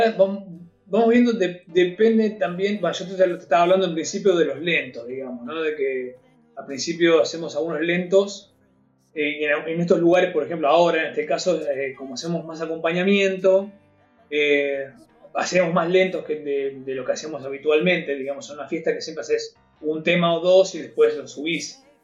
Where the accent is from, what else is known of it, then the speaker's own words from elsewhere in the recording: Quilmes, Buenos Aires Province, Argentina; Yo soy de Quilmes, en realidad. En ese momento vivía en Quilmes